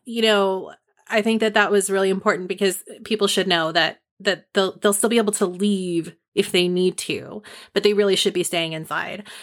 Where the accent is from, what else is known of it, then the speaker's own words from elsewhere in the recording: Marin County, California, United States; Marin County, which is my home county. It's like my hometown too.